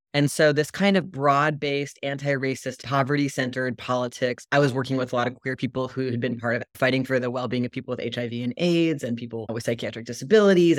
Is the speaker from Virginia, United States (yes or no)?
yes; Virginia, United States; I grew up in Virginia